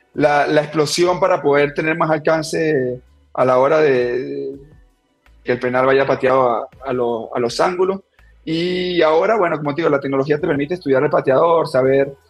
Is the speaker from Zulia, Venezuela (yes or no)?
no; Turén, Portuguesa, Venezuela; moved away as an adult; now in Ecuador; En, mi pueblo, la verdad que siempre el fútbol ha sido, digamos, el deporte dominante